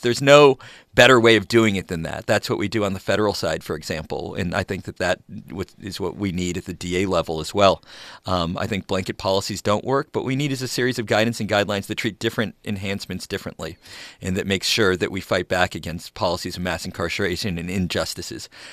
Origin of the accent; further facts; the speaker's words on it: Los Angeles, California, United States; I grew up in Los Angeles, and I left for college and law school, moved back here with my wife